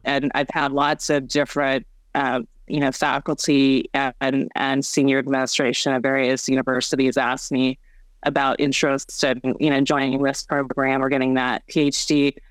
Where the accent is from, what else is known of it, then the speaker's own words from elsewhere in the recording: Bay Area, California, United States; also born or lived in South Korea; adopted as a homeless orphan in, in South Korea to um, American uh, Caucasian American family um, here in the Bay Area.